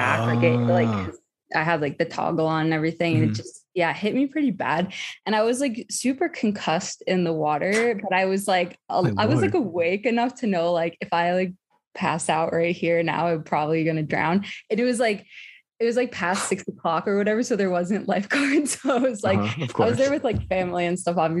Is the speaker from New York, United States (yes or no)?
no; New Jersey, United States; I'm from New Jersey